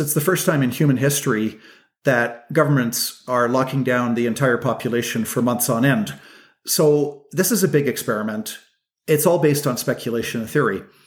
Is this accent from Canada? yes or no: yes; Canada; as Canadian people